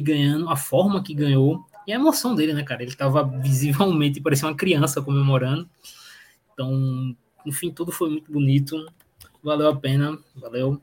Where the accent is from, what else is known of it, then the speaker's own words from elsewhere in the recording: Pernambuco, Brazil; eu sou daqui de Pernambuco